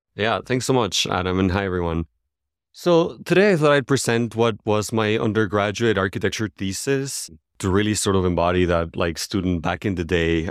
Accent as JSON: {"language": "English", "country": "Venezuela", "tie": "born or raised there", "moved": "as an adult", "said": "As I left Venezuela, my home country, ten, about twelve years ago"}